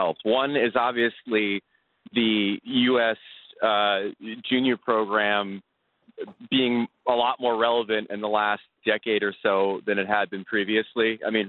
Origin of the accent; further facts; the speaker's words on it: New York City, New York, United States; As a New Yorker